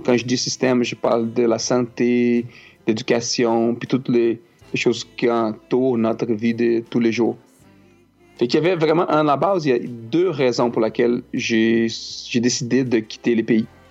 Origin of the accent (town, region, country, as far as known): Brazil; first language Portuguese; French is a second language; moved away as an adult; now in Quebec, Canada